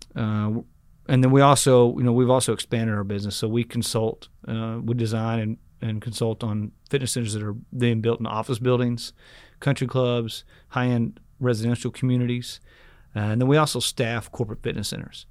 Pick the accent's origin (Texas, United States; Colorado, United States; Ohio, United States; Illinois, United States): Texas, United States; Rockwall; also born or lived in Dallas, Texas; I grew up in Rockwall.